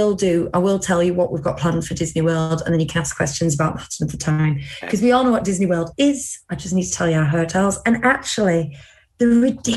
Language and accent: English; United Kingdom; as a British person